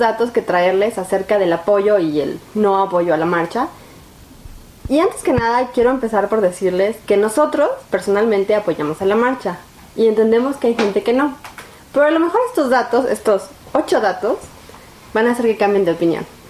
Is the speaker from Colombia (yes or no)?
no; Mexico; como mexicanos